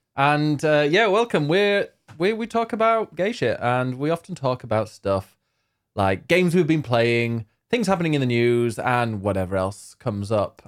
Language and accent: English; United Kingdom; we're very British